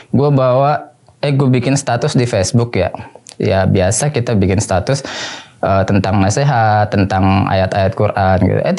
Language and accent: Indonesian; Depok, West Java, Indonesia; Karena gue orang Jawa Barat, orang Depok ya kan, Aljabar gitu.